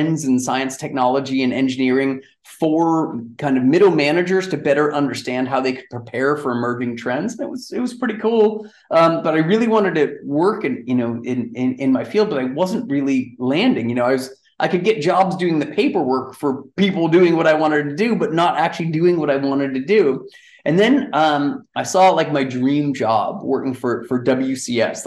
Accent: Amherst, Massachusetts, United States; now in Townsville, Australia; I grew up in Amherst, Massachusetts, actually in the hills just outside of Amherst, which is a cool little college town

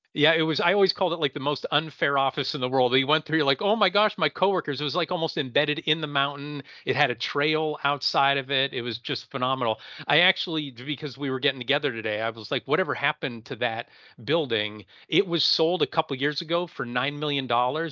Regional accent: Pennsylvania, United States; I'm from Pennsylvania

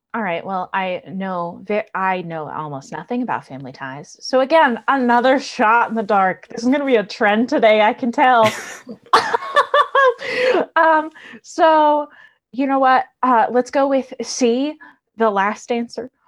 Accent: New Jersey, United States; moved away; I'm originally from New Jersey

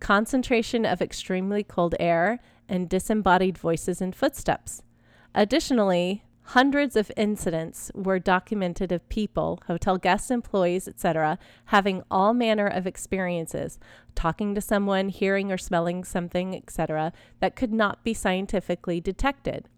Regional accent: Texas, United States; I grew up in Texas

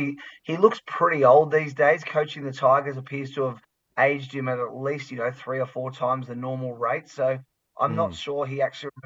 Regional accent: Australia; I was born in Australia. I've lived almost my whole life here.

